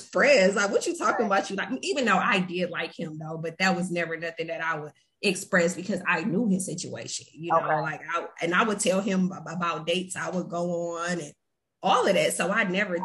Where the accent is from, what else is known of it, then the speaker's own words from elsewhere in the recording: Flint, Michigan, United States; I'm from Michigan. I'm from Flint.